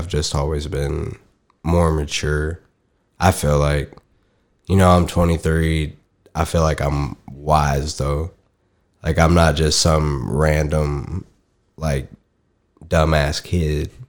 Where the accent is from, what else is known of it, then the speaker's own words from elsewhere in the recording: Tennessee, United States; now in Arkansas, United States; My home state